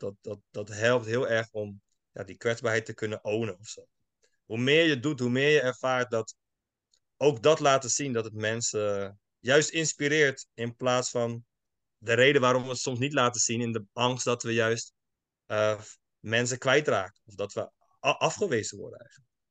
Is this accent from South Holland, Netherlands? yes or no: yes; Schiedam, South Holland, Netherlands; also born or lived in United States; opgegroeid in Schiedam, Schiedam Nieuwland